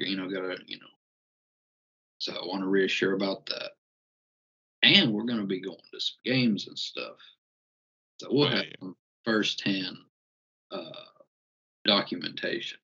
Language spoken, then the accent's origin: English; Sylva, North Carolina, United States; accent: Appalachian; I feel like we have an Appalachian accent, and like a little bit, because growing up in the Appalachian Mountain